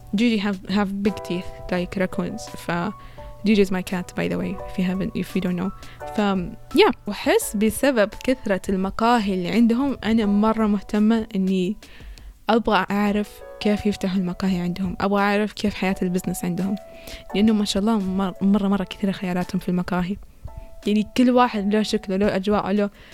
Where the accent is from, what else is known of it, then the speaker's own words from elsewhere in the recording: Saudi Arabia; عندنا في السعودية